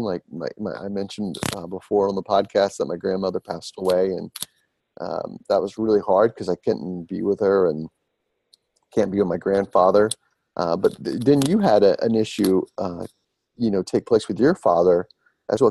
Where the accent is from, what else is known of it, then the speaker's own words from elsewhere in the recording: Smyrna, Georgia, United States; the Smyrna, Georgia area, which is my hometown where I'm from